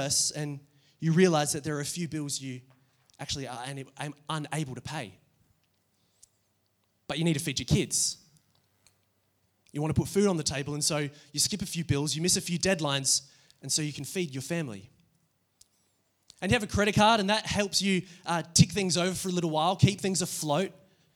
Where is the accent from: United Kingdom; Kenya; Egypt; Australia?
Australia; Adelaide, South Australia; I grew up here in Adelaide